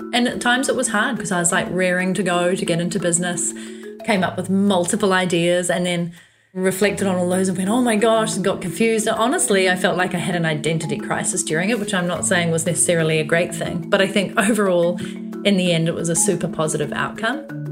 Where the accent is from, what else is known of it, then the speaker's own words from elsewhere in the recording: New Zealand; moved away as an adult; also born or lived in London, England; growing up in New Zealand, you do actually have a certain amount of freedom that is just inbuilt